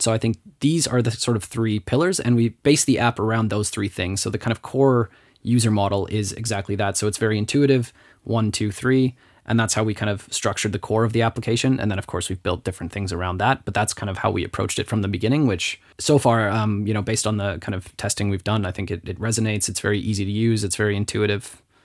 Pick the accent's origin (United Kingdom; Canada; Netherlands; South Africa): Canada; now in Luxembourg; I'm Canadian and, and talking to my friends back in Canada